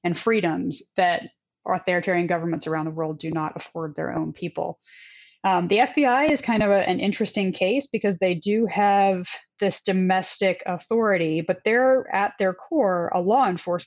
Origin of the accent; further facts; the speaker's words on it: United States; as an American